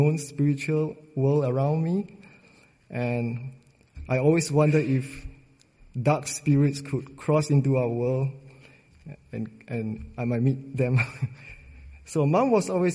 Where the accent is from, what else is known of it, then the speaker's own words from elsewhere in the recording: Singapore; I was born and raised in Singapore